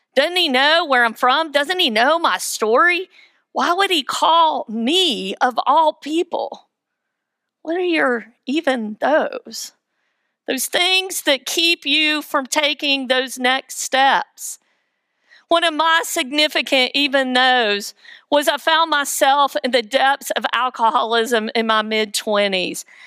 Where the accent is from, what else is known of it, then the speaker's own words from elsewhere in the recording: Weaverville, North Carolina, United States; I am from Weaverville, the metropolis